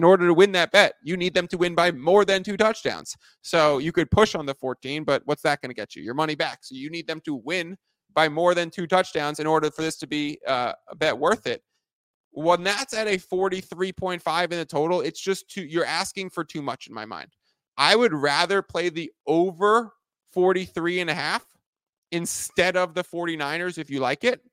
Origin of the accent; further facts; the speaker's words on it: New York, United States; I'm also from New York